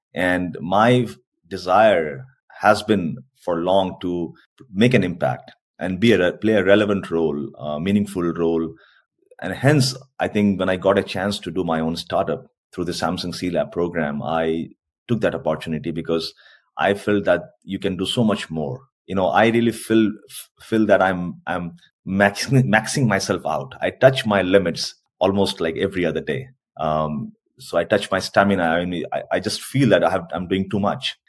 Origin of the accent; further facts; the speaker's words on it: India; first language Hindi; English is a second language; moved away as an adult; also born or lived in Korea; now in South Korea; in India also we have a lot of dialects